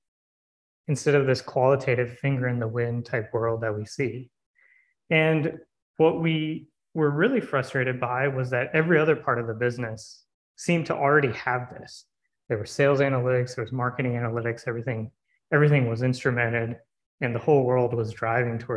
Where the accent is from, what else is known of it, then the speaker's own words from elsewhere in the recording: Raleigh, North Carolina, United States; I was born and raised in Raleigh